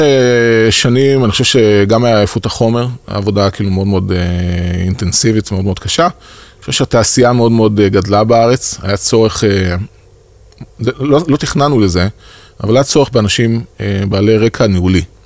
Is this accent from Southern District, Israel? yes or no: yes; Beersheba, Southern District, Israel; moved away as an adult; אני באר שבעי במקור